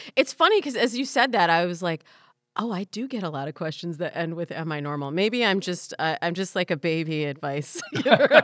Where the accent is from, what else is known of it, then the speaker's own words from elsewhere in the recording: Midwest, United States; I'm a Midwesterner forever